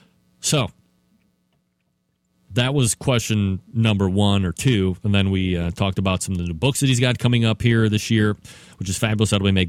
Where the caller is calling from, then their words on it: Euclid, Ohio, United States; where I am sitting right here in Euclid, Ohio, which is a eastern suburb of Cleveland. I know I say I'm here from Cleveland